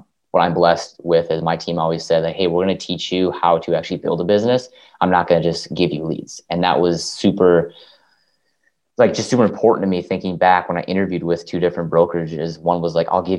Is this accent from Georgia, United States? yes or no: no; Minnesota, United States; I'm in Minneapolis, Minnesota, born and raised in Minnesota